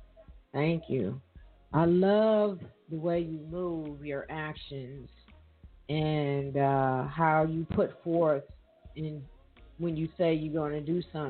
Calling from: Evansville, Indiana, United States; I'm calling from Evansville, Indiana

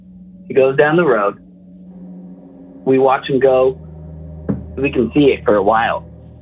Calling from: Post Falls, Idaho, United States; Post Falls, Idaho.

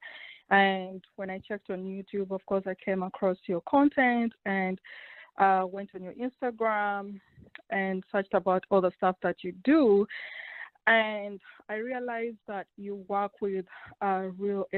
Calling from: Austin, Texas, United States; I'm calling from Austin, Texas

